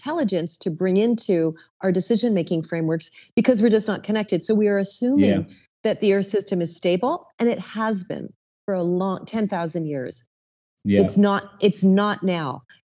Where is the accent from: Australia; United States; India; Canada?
Canada; moved away; also born or lived in Toronto; I'm a Canadian originally